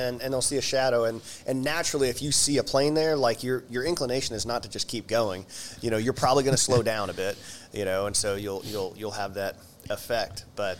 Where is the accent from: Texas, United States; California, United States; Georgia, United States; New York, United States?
Texas, United States; born there; And I was actually born in Texas, you know, so.